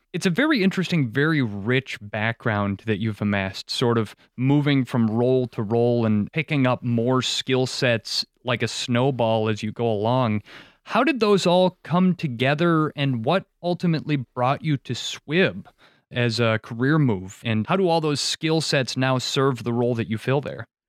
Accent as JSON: {"language": "English", "region": "Wisconsin", "country": "United States", "tie": "born or raised there", "said": "I grew up in Wisconsin farm country too"}